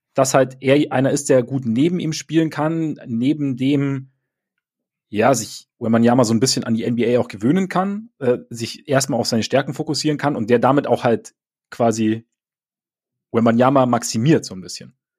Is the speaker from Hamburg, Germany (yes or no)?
no; Bavaria, Germany; bei uns in Bayern